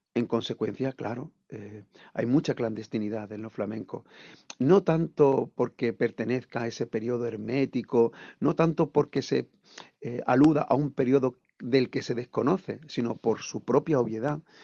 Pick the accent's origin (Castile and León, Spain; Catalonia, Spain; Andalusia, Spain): Andalusia, Spain; accent: Andalusian; first language Andalusian Spanish; nuestra lengua materna, el andaluz